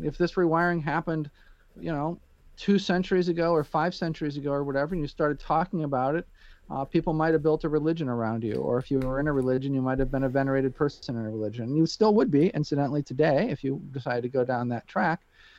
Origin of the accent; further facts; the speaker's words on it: Peoria, Illinois, United States; born there; And it just so happened that I was born in Peoria, Illinois. I really kind of grew up all over the world